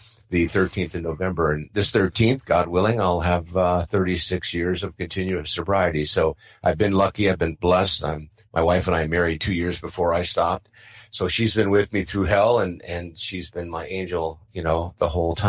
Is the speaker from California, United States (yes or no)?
yes; San Diego, California, United States; I grew up in San Diego, family of six, four kids